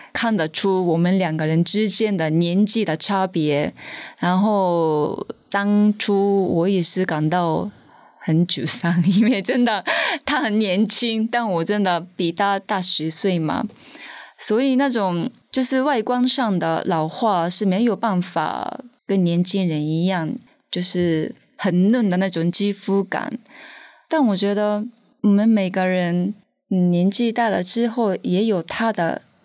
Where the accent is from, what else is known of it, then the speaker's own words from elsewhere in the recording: Tokyo, Japan; first language Japanese; Chinese is a second language; moved away as an adult; now in Taiwan; 我的家乡还是日本东京